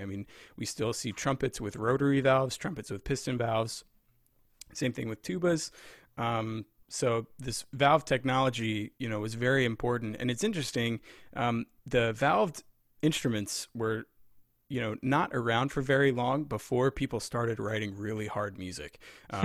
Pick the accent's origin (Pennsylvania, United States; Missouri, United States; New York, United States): Pennsylvania, United States; Lebanon; moved away as an adult; also born or lived in Rochester; now in Virginia, United States; I grew up in Pennsylvania